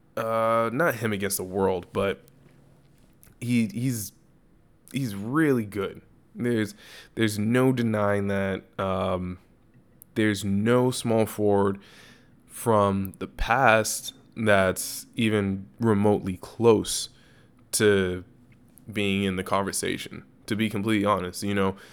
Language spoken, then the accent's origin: English; Los Angeles, California, United States; my hometown